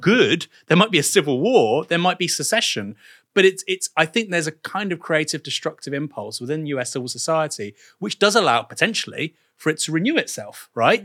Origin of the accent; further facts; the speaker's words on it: England, United Kingdom; I actually like think of myself as an English person